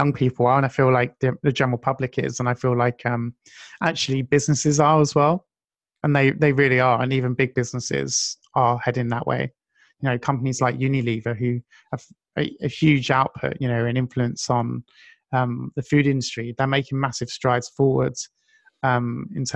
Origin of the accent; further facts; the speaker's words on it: United Kingdom; being British